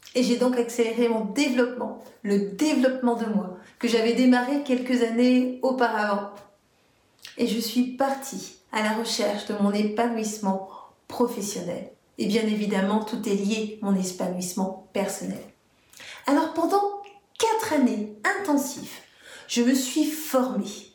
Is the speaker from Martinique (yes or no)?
yes; Martinique; je suis martiniquaise